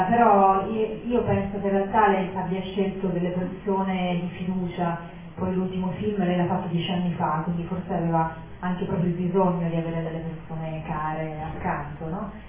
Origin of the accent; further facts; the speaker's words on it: Venezuela; born there; io non sono nata a Monica, sono nata in Venezuela però appunto mio papà è di Modica, mia mamma è di Torino